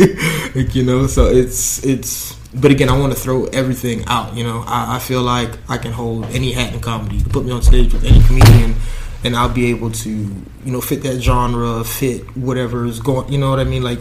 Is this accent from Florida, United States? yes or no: yes; Miami, Florida, United States; now in Coral Springs, United States; born and raised in Miami. I live in Coral Springs.